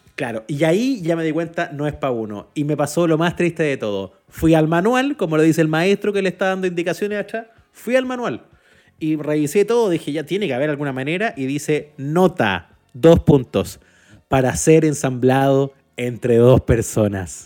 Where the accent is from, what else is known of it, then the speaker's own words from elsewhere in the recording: Chile; yo soy chileno